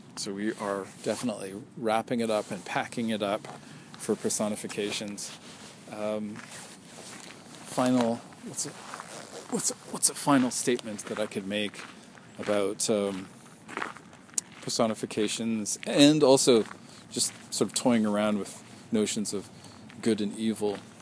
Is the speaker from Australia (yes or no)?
no; Canada; I'm Canadian